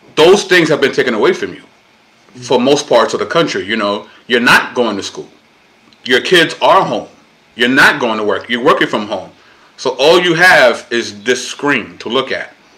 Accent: New York City, New York, United States; I am Puerto Rican. Uh, born and raised in Brooklyn, New York

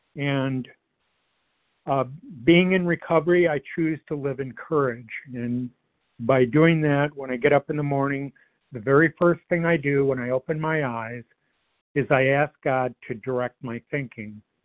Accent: Detroit, Michigan, United States; I grew up in the Metro Detroit area.

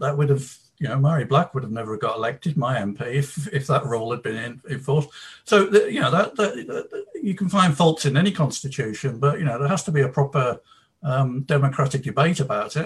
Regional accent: England, United Kingdom; moved away as an adult; also born or lived in Liverpool / Manchester; now in Scotland, United Kingdom; I'm English uh, th- through and through, hundreds of years of uh, English um, ancestors, and I've always lived in uh, England until now

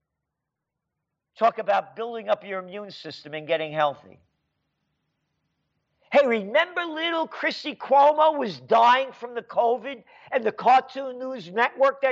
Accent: New York City, New York, United States; When I was a little kid, I was born in the Bronx. Hone Avenue. Allerton Avenue and Boston Post Road.

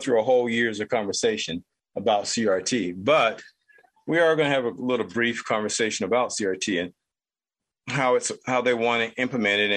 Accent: United States; as an American who happens to be Black

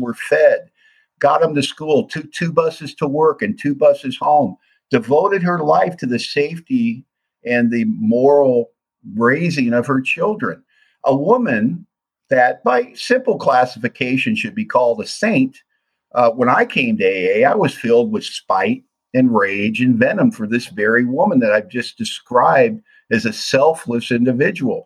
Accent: Los Angeles, California, United States; growing up in Hollywood, single mom, three kids, poverty, tough neighborhood

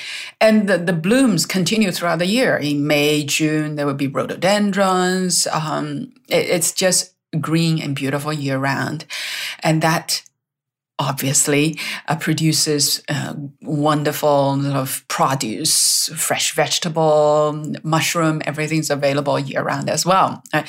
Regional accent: Dali, Yunnan, China; moved away as an adult; growing up in Dali

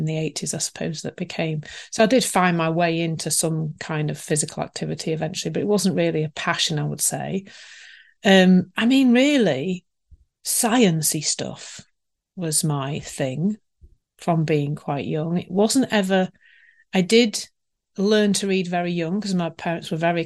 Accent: Leeds, Yorkshire and the Humber, United Kingdom; I was born in Leeds, actually, probably not that far from where I live now

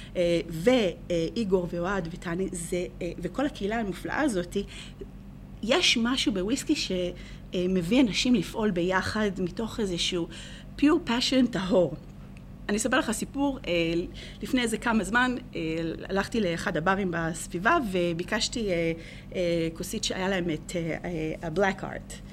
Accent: Israel; moved away as an adult; also born or lived in England / New Jersey, United States; now in United States

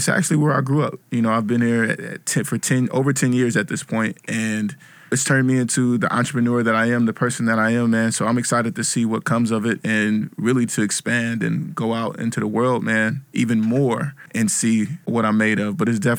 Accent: Vallejo, California, United States; now in New York, United States; From Vallejo, California.

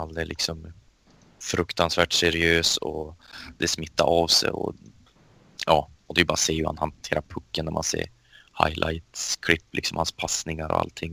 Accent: Sweden; som svensk

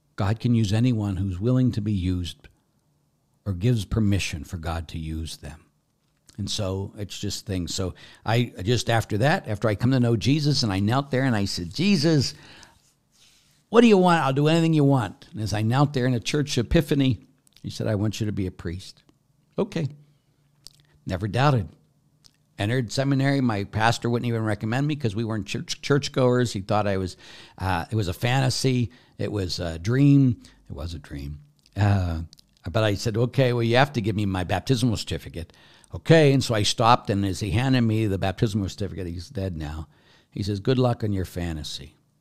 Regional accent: Pittsburgh, Pennsylvania, United States; I was brought up in the Catholic Church, and I went to a Catholic grade school, Saint Ambrose on the north side of Pittsburgh

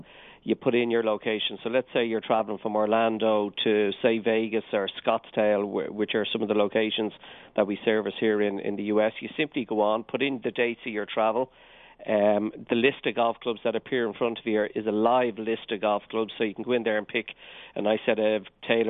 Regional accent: Dublin, Leinster, Ireland; accent: Irish; I'm from Dublin, Dublin in Ireland.

